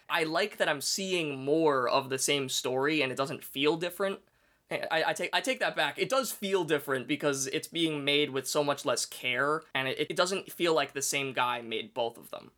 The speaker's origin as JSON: {"language": "English", "country": "United States", "said": "as an American"}